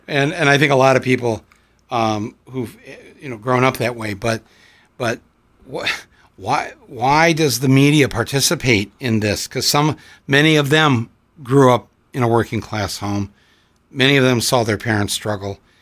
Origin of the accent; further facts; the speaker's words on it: United States; as an American